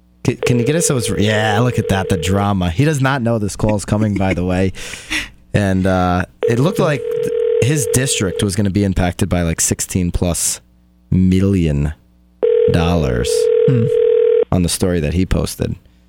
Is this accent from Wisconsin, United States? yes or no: no; G-Town, Connecticut, United States; now in Connecticut shoreline, United States; G-Town. That's my hometown, but I am on the shoreline now